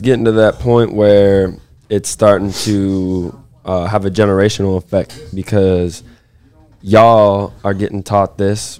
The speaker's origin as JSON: {"language": "English", "country": "United States", "tie": "born or raised there", "moved": "yes", "said": "some, uh, university that's, it's called Saint Ambrose that's, that's near my hometown"}